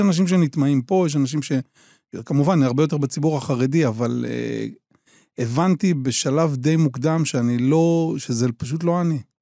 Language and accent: Hebrew; Kiryat Shmona, Northern District, Israel; אני גר בקריית שמונה, נולדתי בקריית שמונה